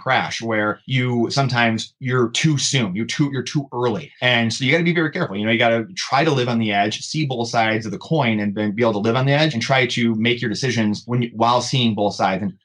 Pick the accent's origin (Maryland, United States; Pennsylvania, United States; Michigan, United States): Michigan, United States; Clarkston; I grew up in Michigan, obviously. Grew up in Clarkston, which is, you know, north metro Detroit based